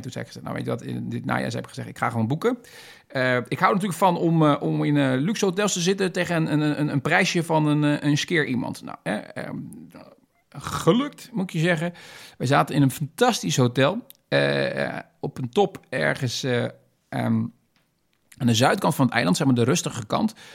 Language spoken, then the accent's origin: Dutch; Netherlands; Ik ben een Nederlander